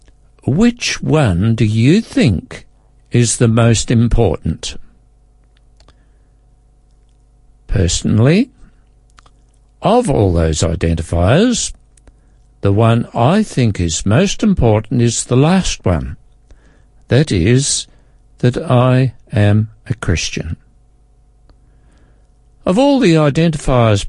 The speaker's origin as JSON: {"language": "English", "country": "Australia", "tie": "born or raised there", "also_born_or_lived": "Adelaide, South Australia", "said": "I am Australian by birth. I am over 50 years old. I live in South Australia"}